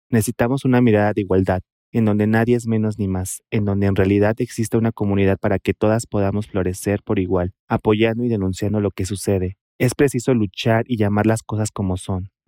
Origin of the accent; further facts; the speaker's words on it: Oaxaca, Mexico; born there; first language Mixtec; Spanish is a second language; soy nacido en Oaxaca y mi lengua materna es la mixteca de la costa. La variante es Tunzabi.